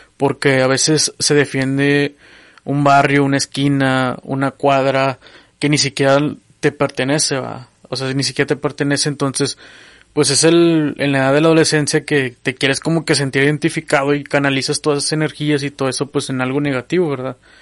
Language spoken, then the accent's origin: Spanish; General Escobedo, Nuevo León, Mexico; mi infancia fue pues como otras, ¿verdad? en el barrio, ¿verdad? Yo vengo de la colonia Nueva Esperanza en Escobedo, ¿verdad? Ya límites con Monterrey